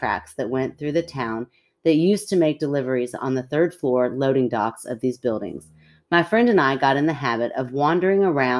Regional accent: Washington, United States; I grew up in Washington State and was a bored 19-year-old always looking for fun.

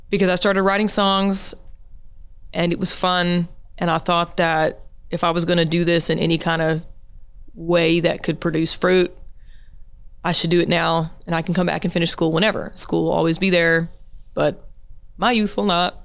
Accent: Monroe, Louisiana, United States; also born or lived in Siloam Springs, Arkansas; now in Fayetteville, United States; I was born in Monroe, Louisiana. I, uh, you know, my whole family's from that area

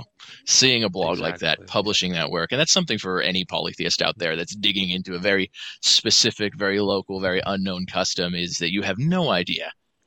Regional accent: Switzerland; moved away; I'm originally from Switzerland

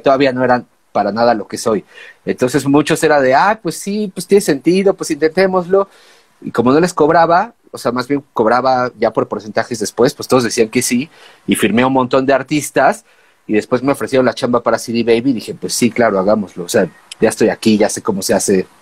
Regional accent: Mexico City, Mexico; venimos de México

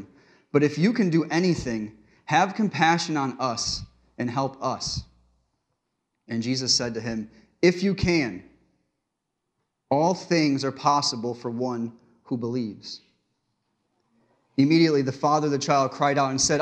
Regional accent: Connecticut, United States; I grew up in Connecticut in a small town, and I went to a small church in Pleasant Valley, Connecticut

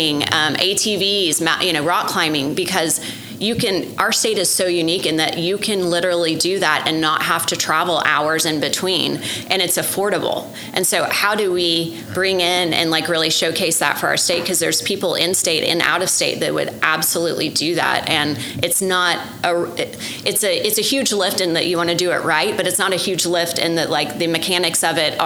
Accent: Norman, Oklahoma, United States; I grew up in Norman, and we had a program in high school

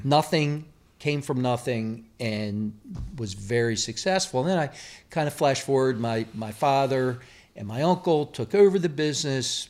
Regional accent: Baltimore, Maryland, United States; moved away; I grew up in Baltimore

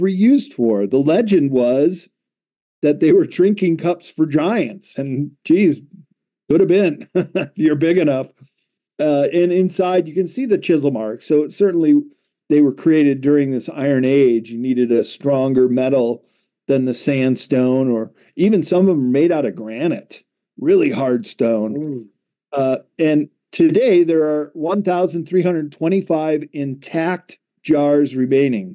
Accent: United States; as an American

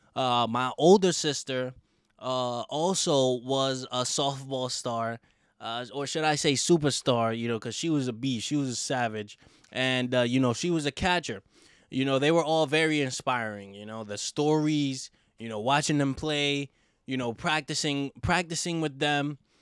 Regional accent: New York City, New York, United States; also born or lived in Manhattan; I'm from the Bronx, New York. Um, I was born in Manhattan, but I was born, I mean, I was raised in the Bronx

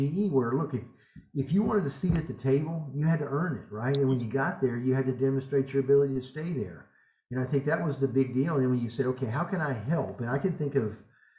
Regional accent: Southern United States, United States; accent: Southern American English; I'm an American. The Europeans feel like I don't even speak English. They feel like I spoke broken Southern American English

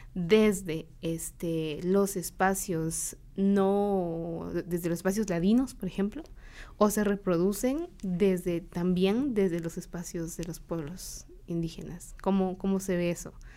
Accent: San Juan Comalapa, Chimaltenango, Guatemala; Yo soy de, de, Comalapa, de Chichot, y es un pueblo cachiquel

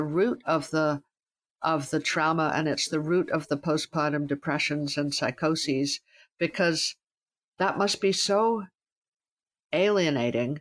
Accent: Calgary, Alberta, Canada; I grew up in Calgary, Alberta, and my idea of a good time was wandering around the countryside or the mountains

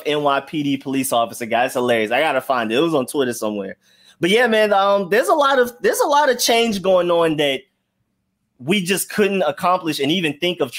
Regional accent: Atlanta, Georgia, United States; I'm from Atlanta.

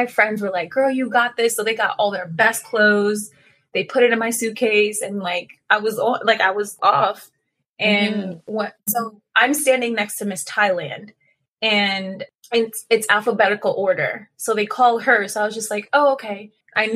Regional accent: United States; also born or lived in Trinidad and Tobago; I grew up in the States.

